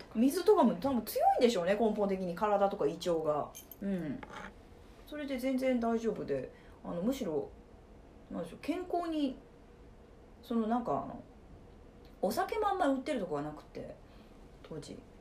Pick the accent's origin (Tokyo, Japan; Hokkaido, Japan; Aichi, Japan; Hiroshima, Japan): Hiroshima, Japan; Fukuyama; moved away as an adult; also born or lived in Kansai; now in Osaka, Japan; 広島県福山市の出 身で